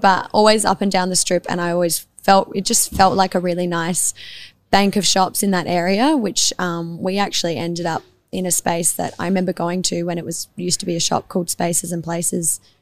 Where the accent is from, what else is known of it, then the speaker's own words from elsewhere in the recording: Adelaide, South Australia, Australia; also born or lived in Tranmere; I grew up in the East Side, like on Glenburn Road, just between McGill and the parade. So I've been local to this area my whole life